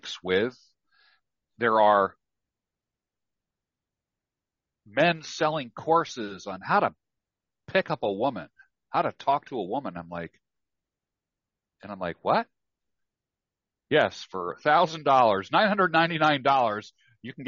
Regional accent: New York, United States; I grew up in New York.

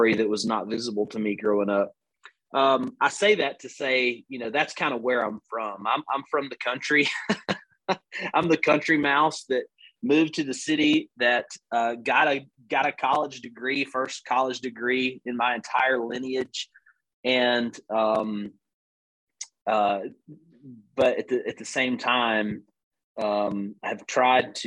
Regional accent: Northwest Alabama, United States; accent: Southern; I'm an Alabama boy, born and raised. You can tell by the long vowel sounds in my accent

